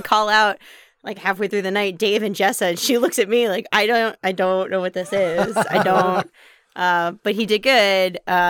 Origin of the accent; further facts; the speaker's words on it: New York, United States; accent: New York; moved away; I grew up in New York